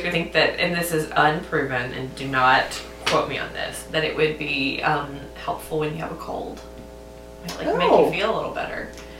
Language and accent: English; the South, United States; I'm from the South.